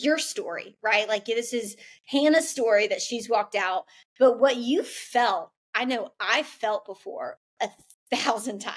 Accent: Atlanta, Georgia, United States; I grew up in Atlanta my whole life

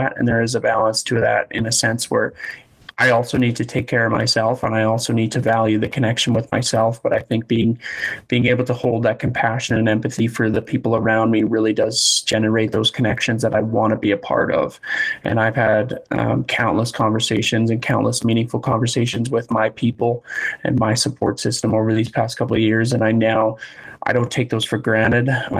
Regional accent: Leduc, Alberta, Canada; Growing up in Leduc, we played on a lot of successful teams

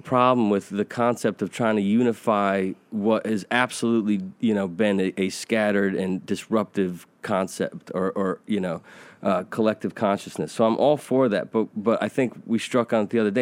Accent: United States; I'm a white Caucasian, uh, American

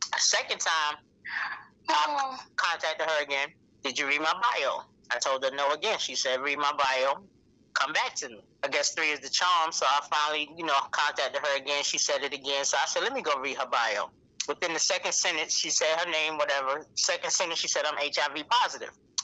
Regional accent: New York City, New York, United States; moved away as an adult; also born or lived in North Carolina; now in Greenville, United States; I'm from New York City, born and raised, Harlem

